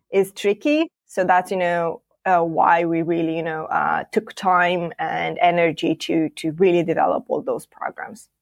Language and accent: English; Moldova; now in Bucharest, Romania; we have a different office, uh, based in my home country, uh, Moldova